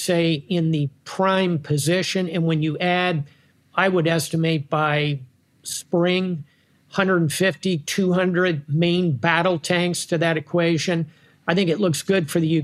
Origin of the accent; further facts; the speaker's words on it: United States; I think it comes out as an American